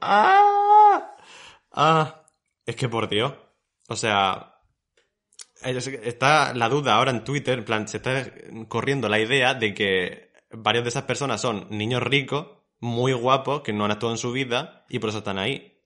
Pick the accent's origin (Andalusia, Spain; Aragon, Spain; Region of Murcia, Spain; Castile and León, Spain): Region of Murcia, Spain; Murcia; somos personas de Murcia